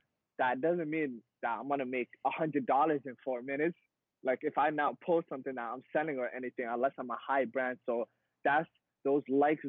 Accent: Somalia; born there; I was born in East Africa. I was born in Somalia. I was born in like griminess, right?

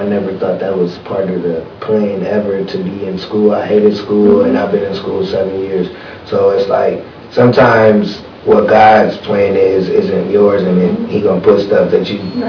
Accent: Michigan City, Indiana, United States; now in Indianapolis, United States; I'm from Michigan City. My leap was just coming to Indianapolis, because I knew Michigan City didn't have nothing for me.

